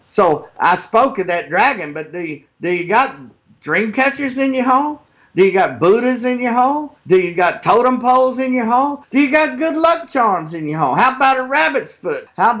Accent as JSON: {"language": "English", "region": "Texas", "country": "United States", "moved": "as an adult", "lives_now": "Oklahoma, United States", "said": "I live in Oklahoma. When I came up here the Lord told me that, because I'm from Texas, but we moved up here about 6 years ago"}